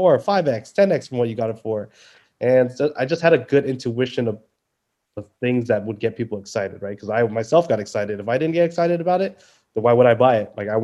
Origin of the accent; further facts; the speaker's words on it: Orange County, Little Saigon, California, United States; I was born in Orange County in the Little Saigon my entire life. So I've been here, always been here